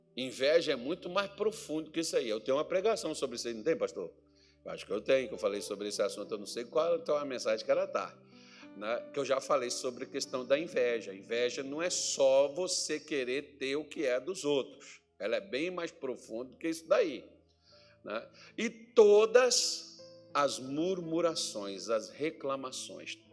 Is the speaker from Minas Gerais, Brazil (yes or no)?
yes; north of Minas Gerais, Brazil; now in Cuiabá, Brazil; lá na minha cidade onde eu nasci, irmão, lá no, no norte de Minas Gerais.